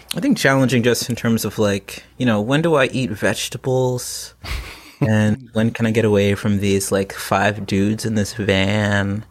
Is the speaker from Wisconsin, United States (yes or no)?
no; Plano, Texas, United States; now in North Carolina, United States; I grew up in Plano, Texas